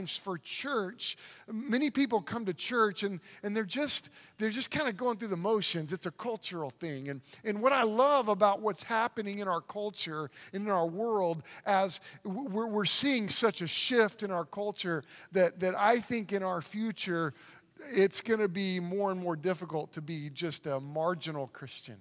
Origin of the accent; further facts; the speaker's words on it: Oklahoma City, Oklahoma, United States; moved away; I grew up in Oklahoma City, on the south side of Oklahoma City, in kind of a rough neighborhood